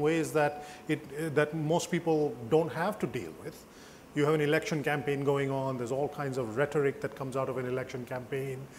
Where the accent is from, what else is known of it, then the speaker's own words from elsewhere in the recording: United States; I'm Amer American.